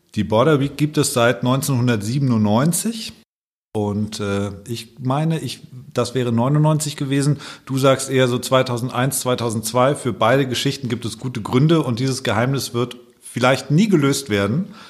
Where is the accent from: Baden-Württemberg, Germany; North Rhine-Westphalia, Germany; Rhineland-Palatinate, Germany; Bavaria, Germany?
Bavaria, Germany; Allgäu; born or raised there; now in Hamburg, Germany